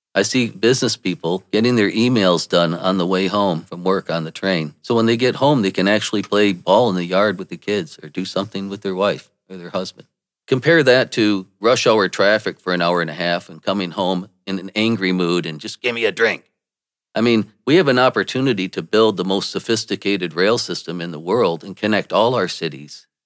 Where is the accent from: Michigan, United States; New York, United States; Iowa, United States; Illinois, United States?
Michigan, United States; Saginaw; I was born in Saginaw, Michigan